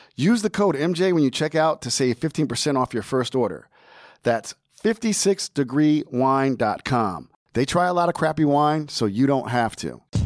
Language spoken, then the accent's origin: English; Long Branch, New Jersey, United States; now in Philadelphia, United States; I'm from Long Branch originally, so that's Central Jersey also.